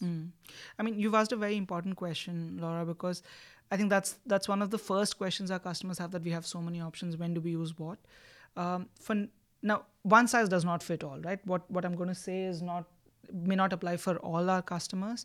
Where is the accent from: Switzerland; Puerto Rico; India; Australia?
India; moved away as an adult; also born or lived in Oxford; I'm from India